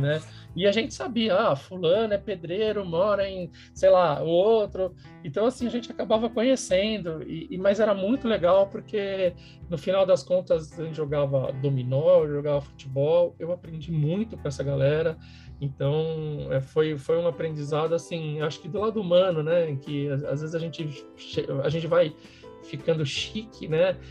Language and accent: Portuguese; São Paulo, Brazil; sou de São Paulo, sempre morei em São Paulo